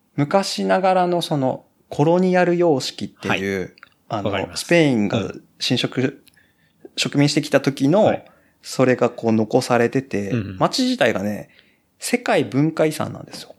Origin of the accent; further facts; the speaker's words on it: Kumamoto, Japan; now in Osaka, Japan; 熊本で生まれてはい、 本当に硬い中で生まれて